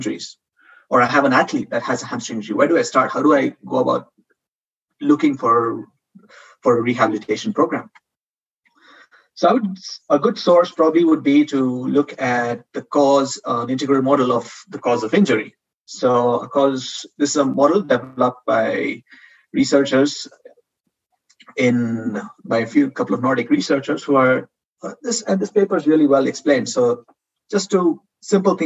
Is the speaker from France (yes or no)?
no; India; moved away as an adult; also born or lived in Spain; now in Madrid, Spain; I'm not a Spanish citizen. I'm from India.